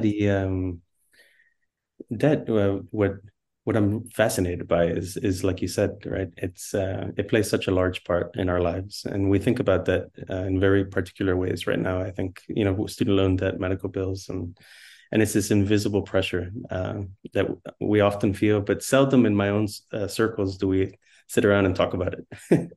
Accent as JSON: {"language": "English", "town": "Miami", "region": "Florida", "country": "United States", "tie": "born or raised there", "also_born_or_lived": "Nebraska", "moved": "as an adult", "said": "Growing up in Miami"}